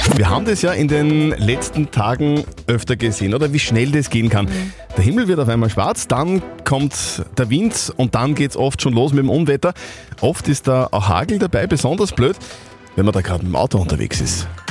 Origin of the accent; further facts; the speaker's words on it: Upper Austria, Austria; bei uns in Oberösterreich